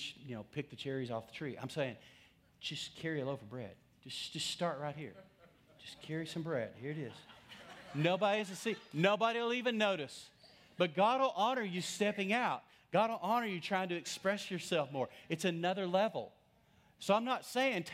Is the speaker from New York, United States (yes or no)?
no; West Texas, United States; growing up in West Texas